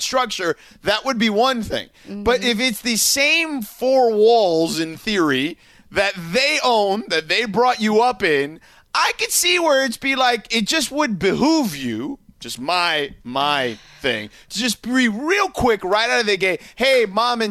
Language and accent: English; Florida, United States; moved away; growing up in Florida, there were mango trees everywhere.